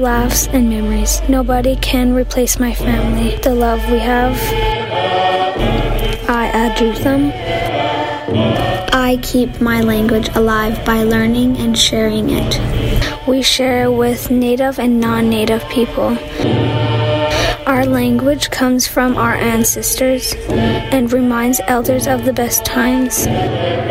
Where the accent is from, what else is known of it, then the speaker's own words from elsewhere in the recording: Powell River, British Columbia, Canada; I am from the Tla'amin Nation. My people live in Powell River, BC.